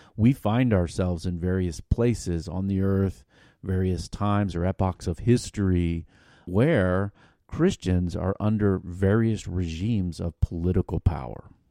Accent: United States; growing up in America

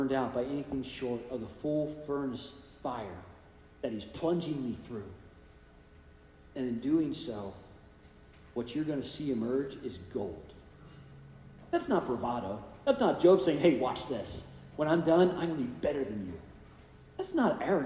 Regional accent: California, United States; Growing up in California

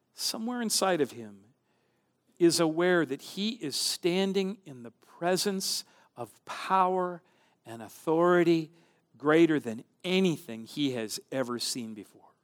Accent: central Minnesota, United States; My hometown, my small town in central Minnesota

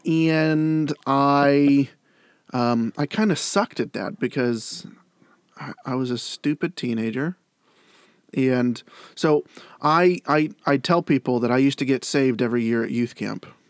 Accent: Granville, Ohio, United States; I grew up in Granville, Ohio

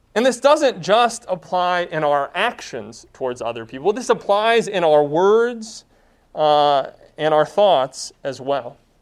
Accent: United States; My primary identity is not being an American.

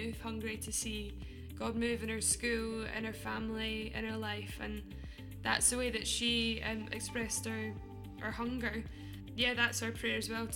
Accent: Scotland, United Kingdom; accent: Scottish; also born or lived in London; now in Nottingham, United Kingdom; I'm Scottish

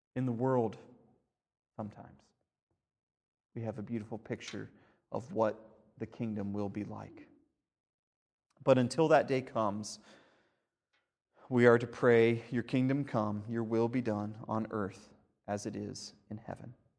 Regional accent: United States; as an American

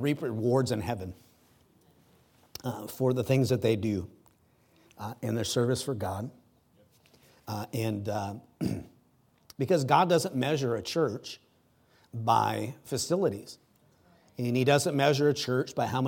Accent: United States; I'm an American. I'm blessed to have been born here and live here

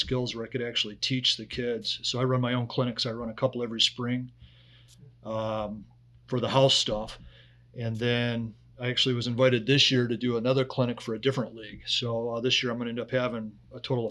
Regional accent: West Bloomfield, Michigan, United States; also born or lived in Huntsville, Alabama / Detroit, Michigan / Pontiac, Michigan; actually grew up in West Bloomfield, went through the entire West Bloomfield school district, graduated from West Bloomfield High School

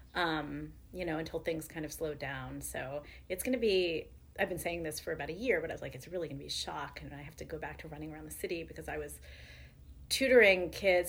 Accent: Orange, Connecticut, United States; also born or lived in New Haven, Connecticut; now in Brooklyn, United States; my dad and my entire like my paternal side of the family has been New Haven for generations, and I grew up in New Haven. I actually grew up in Orange

